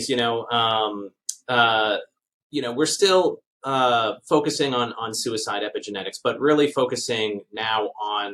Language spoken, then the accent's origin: English; Baltimore, Maryland, United States; moved away as an adult; also born or lived in Japan; now in Canada; I'm from Baltimore, Maryland, originally